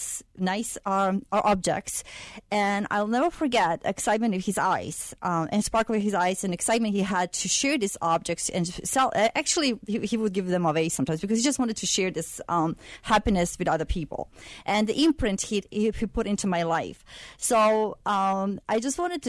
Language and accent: English; Sarajevo, Bosnia & Herzegovina; moved away as an adult; I come from Sarajevo, Bosnia. It's a capital of Bosnia.